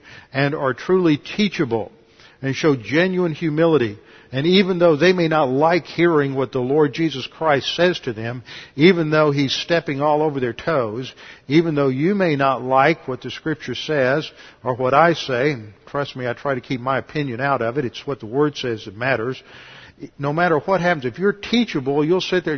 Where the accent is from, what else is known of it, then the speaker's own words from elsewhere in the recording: Houston, Texas, United States; I grew up here in Houston